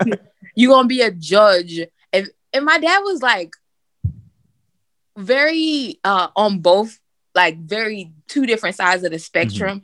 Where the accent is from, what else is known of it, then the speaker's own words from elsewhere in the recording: Miami, Florida, United States; now in Birmingham, United States; we grew up in Miami